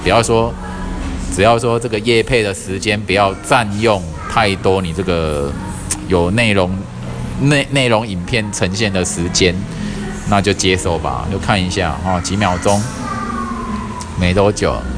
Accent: Taiwan; 我们台湾人

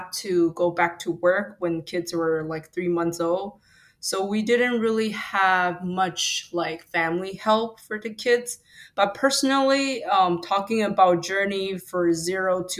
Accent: Taiwan; first language Mandarin; English is a second language; moved away as an adult; now in United States; I was born and raised in Taiwan until I was 18.

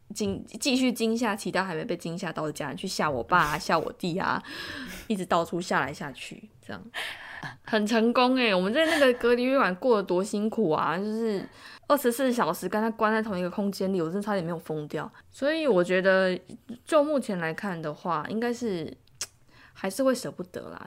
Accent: Tainan, Taiwan; moved away as an adult; now in Seoul, South Korea; 过去十年这段时间好了，我待在韩国的时间大概是我待在台南时间的可能五倍以上

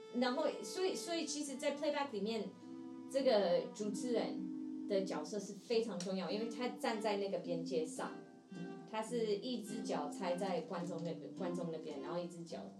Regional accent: Seattle, Washington, United States; Chinese is a second language; moved away as an adult; now in Taiwan; 因为我是西雅图人，美，美国西雅图人

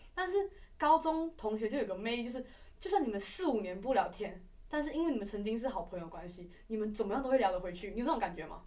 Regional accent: Malaysia; now in Taiwan; 我们是马来西亚人

